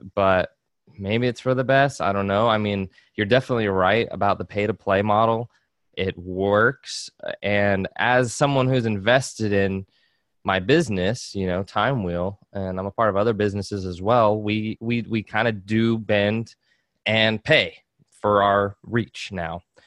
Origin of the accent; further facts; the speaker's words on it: Georgia, United States; I grew up in Georgia